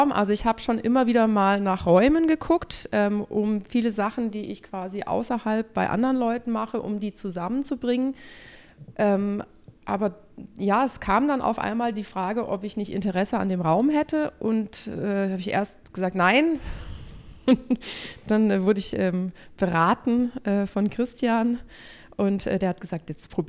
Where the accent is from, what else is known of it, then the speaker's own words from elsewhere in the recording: Ravensburg, Baden-Württemberg, Germany; born there; ich komme gebürtig aus Ravensburg, das ist Oberschwaben, so ein ganz nettes Städtchen, da sieht man die Alpen und alles ist gut.